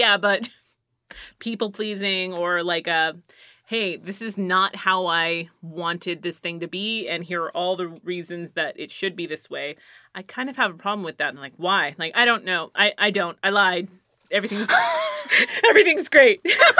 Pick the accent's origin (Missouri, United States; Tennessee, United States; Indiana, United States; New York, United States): Missouri, United States; And it's like, I'm from Missouri.